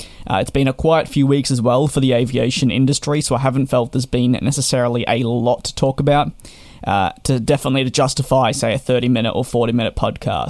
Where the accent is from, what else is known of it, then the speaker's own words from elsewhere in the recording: Australia; being Australian